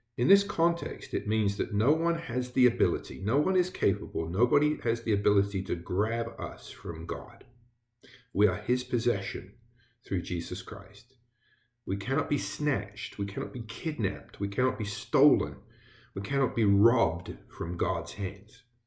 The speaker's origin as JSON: {"language": "English", "region": "England", "country": "United Kingdom", "tie": "born or raised there", "moved": "as an adult", "said": "I did grow up in England. I was born there, and I grew up in England."}